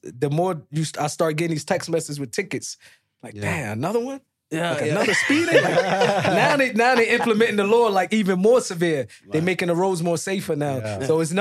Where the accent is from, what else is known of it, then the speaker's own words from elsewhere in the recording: United States; moved away as an adult; now in Saudi Arabia; I'm fresh from America.